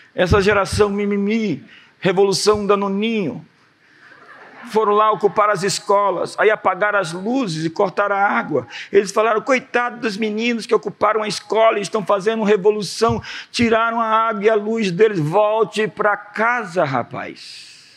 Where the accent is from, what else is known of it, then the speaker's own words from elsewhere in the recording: Brazil; nós somos brasileiros